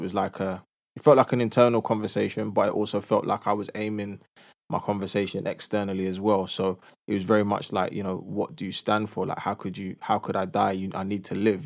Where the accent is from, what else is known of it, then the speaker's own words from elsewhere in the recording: London, United Kingdom; I'm from a two-parent household in North London